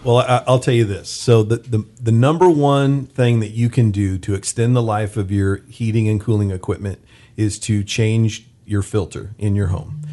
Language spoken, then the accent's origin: English; Bakersfield, California, United States; I was born and raised here in Bakersfield